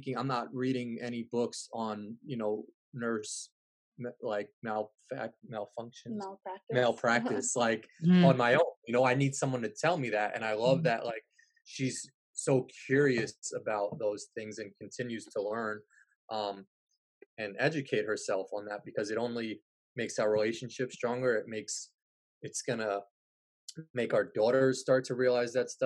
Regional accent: New Rochelle, New York, United States; now in Illinois, United States; where I grew up in New Rochelle

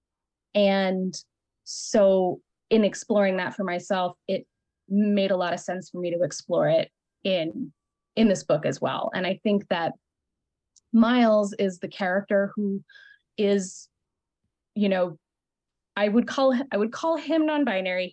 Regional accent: Colorado, United States; moved away; also born or lived in New York; I came from Colorado. I came from a semi-traditional household and very like white school, very conservative area

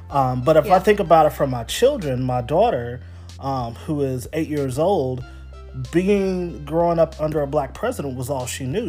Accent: Houston, Texas, United States; moved away as an adult; also born or lived in Dallas, Texas; now in Wilmington, United States; I'm born and raised in Houston, Texas, born and raised in Dallas.

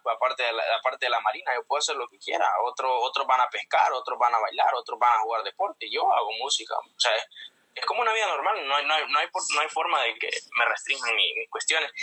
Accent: Comayagua, Honduras; accent: Honduran; moved away as an adult; also born or lived in Tegucigalpa, Honduras / Puerto Rico; now in United States; yo nací en la capital, en Tegucigalpa. Ah. Nací, pero me en un pueblito que se llama Taurabé, en el departamento de Comayagua. Me crié ahí

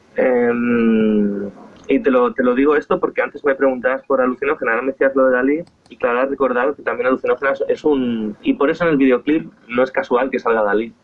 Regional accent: Esplugues de Llobregat, Catalonia, Spain; Soy de Esplugas, nací en esta ciudad

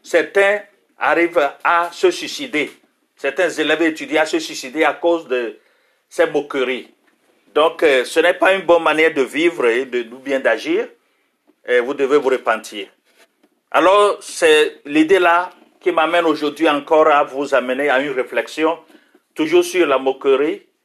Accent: France; born there; Je suis d'origine russe. Je suis né en France dans une famille chrétienne. Mes parents étaient réfugiés russes.

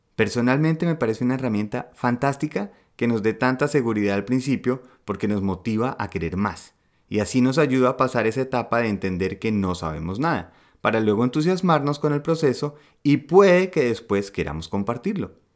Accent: Colombia; now in Germany; como buen colombiano, eh, uno siente que al ser de un país de gente berraca echada para adelante

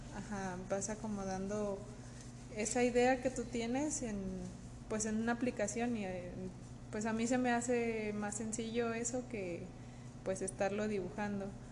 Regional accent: Mexico; como mexicano

